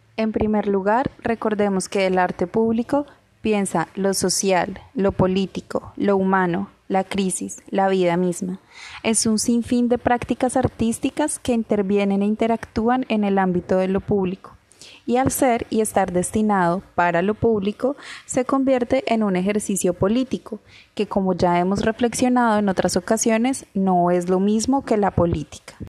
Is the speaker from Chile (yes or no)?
no; Cartagena, Bolívar, Colombia; como cartageneros, como colombianos